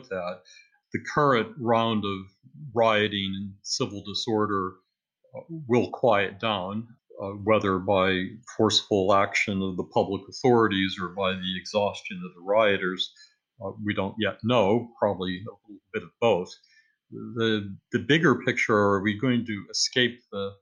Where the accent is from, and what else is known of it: United States